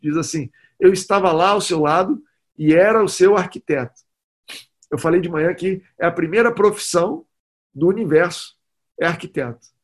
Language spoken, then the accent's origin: Portuguese; Goiás, Brazil; Eu sou de Goiás. Lá em Goiás não tem praia